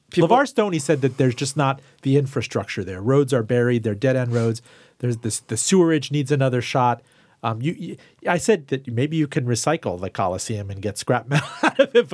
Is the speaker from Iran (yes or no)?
yes; Iran; Yeah, you know, I came from Iran, and I told everybody that … was about my homeland